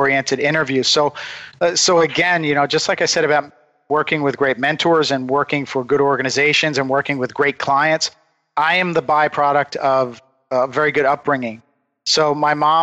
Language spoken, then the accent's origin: English; United States; we come from the Delaware River, which is the home of decoy carving. Many of the great old-time decoy carvers came from there. So I grew up in this environment